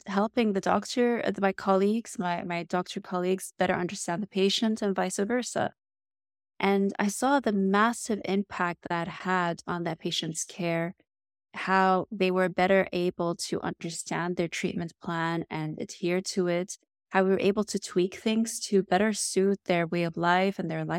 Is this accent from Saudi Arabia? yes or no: yes; Riyadh, Riyadh Province, Saudi Arabia; although I grew up in Riyadh in Saudi Arabia, and I was immersed, of course, with the Arab culture and the Middle Eastern culture, which is so rich and vibrant